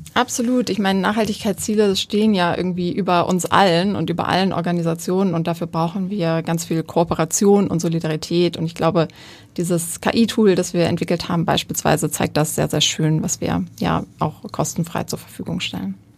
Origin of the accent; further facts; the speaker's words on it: Wuppertal, North Rhine-Westphalia, Germany; ich komme aus Wuppertal